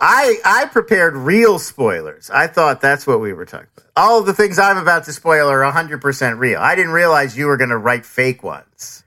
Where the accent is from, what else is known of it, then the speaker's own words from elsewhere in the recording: United States; also born or lived in New Jersey / Philadelphia, Pennsylvania; I grew up in Jersey and, and, and Philly